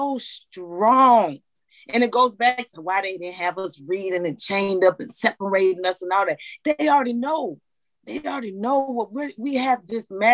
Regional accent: United States; They messed up by having me here. I was supposed to be born in Liberia

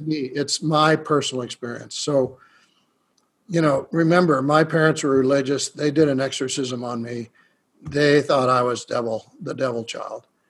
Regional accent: United States; I'm a shaman from America

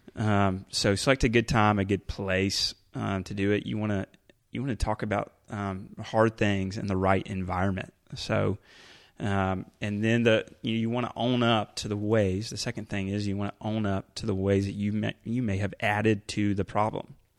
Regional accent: Carrollton, Georgia, United States; moved away as an adult; also born or lived in Rome, Georgia / Orlando, Florida / Asheville, North Carolina; I grew up here in Carrollton, Georgia

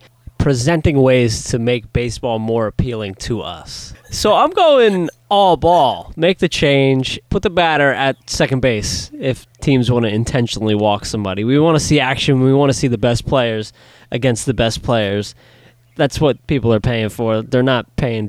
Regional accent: New Jersey, United States; my hometown boy from Jersey.

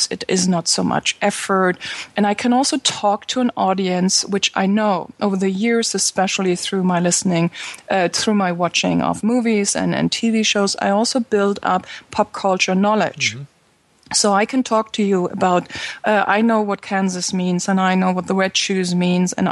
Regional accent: Berlin, Germany; English is a second language; I come from Berlin.

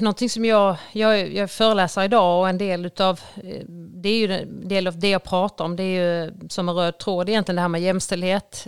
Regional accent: Ängelholm, Skåne, Sweden; jag är uppvuxen på Strutmarken, eh, väldigt nära ishallen

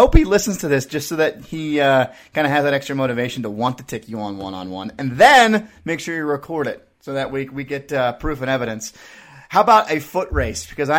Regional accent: Utah, United States; I grew up in Utah, so I'm very familiar with the lifestyle inside the state.

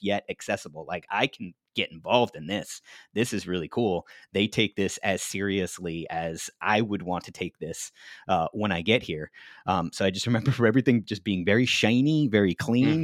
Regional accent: New Jersey, United States; my home state of New Jersey

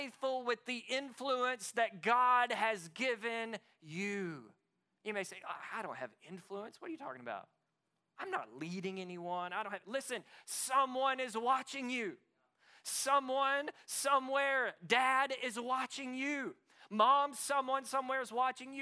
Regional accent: Arkansas, United States; moved away; also born or lived in East Texas; I grew up in Arkansas. We're all about farming

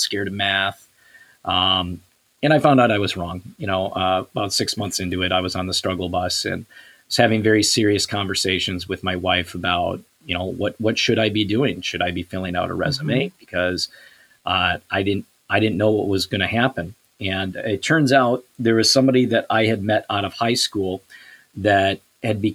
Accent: Savage, Minnesota, United States; also born or lived in Edina, Minnesota; I grew up in Savage.

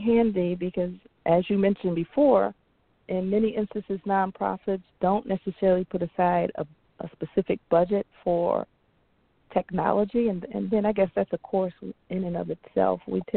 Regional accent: Chicago, Illinois, United States; I'm such a Chicagoan

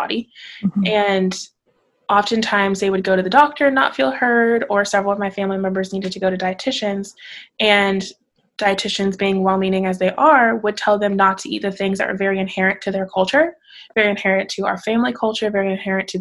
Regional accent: Missouri, United States; moved away as an adult; also born or lived in Arkansas / Oklahoma; now in Dallas, United States; I'm originally from Missouri, so I'm not technically a Southerner

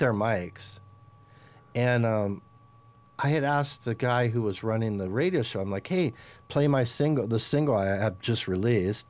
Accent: Los Angeles, California, United States; I'm from Los Angeles

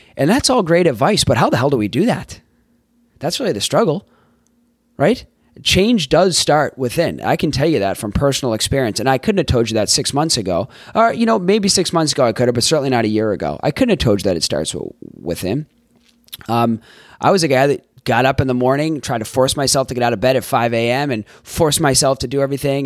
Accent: Boston, Massachusetts, United States; also born or lived in Florida / Tampa, Florida / San Diego, California / Los Angeles, California; now in San Francisco Bay Area, United States; I grew up in Boston, Massachusetts.

